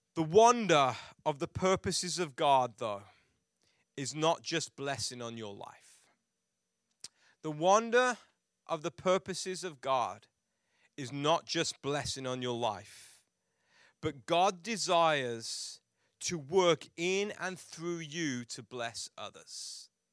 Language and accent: English; England, United Kingdom; growing up in England